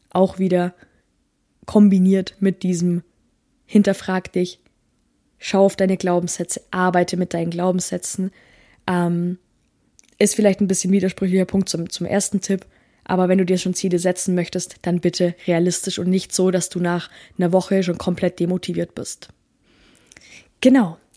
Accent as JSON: {"language": "German", "region": "Bavaria", "country": "Germany", "said": "Also, ich komme ja aus dem Allgäu."}